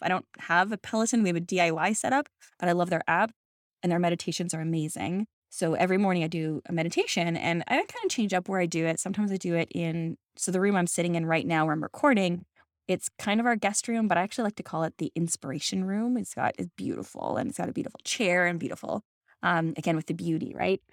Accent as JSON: {"language": "English", "country": "Canada", "said": "I'm Canadian"}